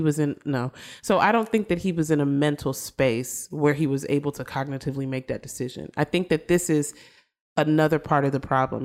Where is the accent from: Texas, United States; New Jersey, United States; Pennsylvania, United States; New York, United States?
Texas, United States; Austin; moved away; I'm originally from Austin.